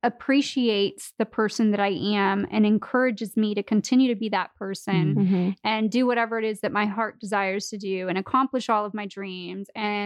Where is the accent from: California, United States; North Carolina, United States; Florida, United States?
Florida, United States; I'm from Florida.